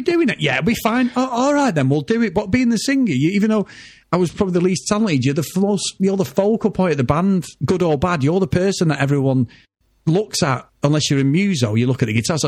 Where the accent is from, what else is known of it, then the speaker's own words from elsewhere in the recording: Manchester, North West England, United Kingdom; where we live, I grew up in Old Trafford